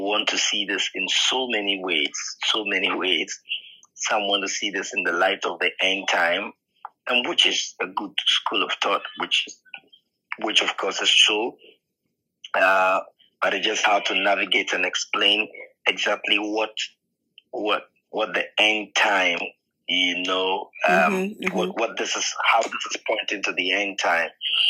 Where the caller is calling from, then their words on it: Ghana; I'm speaking from Ghana, Africa, in West Africa, and we have different time zones.